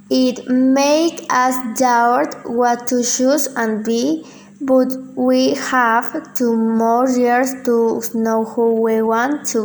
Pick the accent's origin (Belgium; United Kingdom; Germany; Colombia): Colombia; English is a second language; I was born in Colombia September 29 of 2006